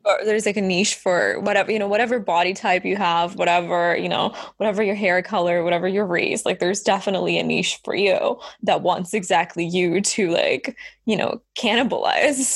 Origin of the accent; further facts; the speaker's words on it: Estonia; I'm from the Baltics. I'm from Estonia